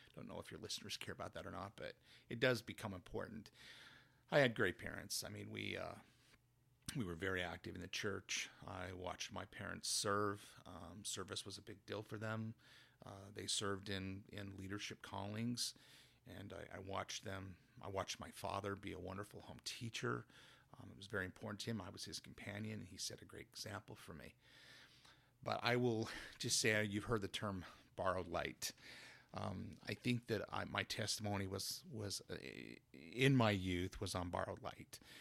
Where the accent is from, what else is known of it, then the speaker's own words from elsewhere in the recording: Spring Glen, Utah, United States; now in Wasatch Front, United States; I grew up in, in a li-, in Spring Glen, Utah, a little town right near Helper